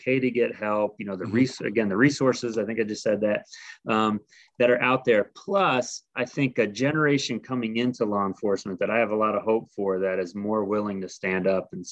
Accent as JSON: {"language": "English", "town": "Middletown", "region": "Rhode Island", "country": "United States", "tie": "born or raised there", "also_born_or_lived": "Ohio / Northern Kentucky", "moved": "as an adult", "lives_now": "New Mexico, United States", "said": "I was born and raised in Middletown, Rhode Island"}